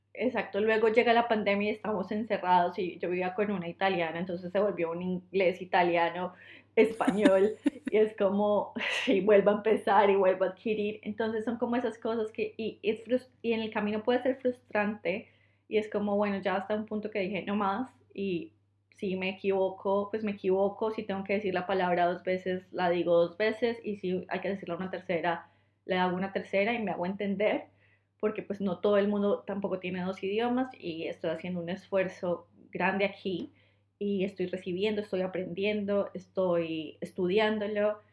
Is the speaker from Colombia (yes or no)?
yes; Colombia; moved away; soy de Colombia